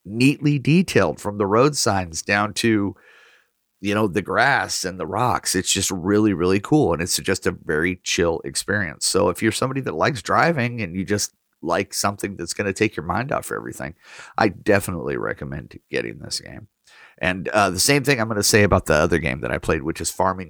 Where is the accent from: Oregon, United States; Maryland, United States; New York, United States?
Oregon, United States; my hometown is included on the map in Oregon